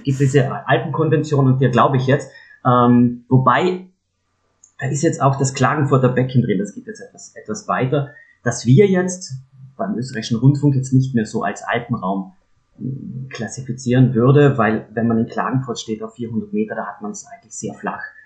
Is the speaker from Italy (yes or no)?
yes; South Tyrol, near Merano, Trentino-Alto Adige, Italy; Ich bin ja gebürtiger Südtiroler, bin aufgewachsen in der Nähe von Meran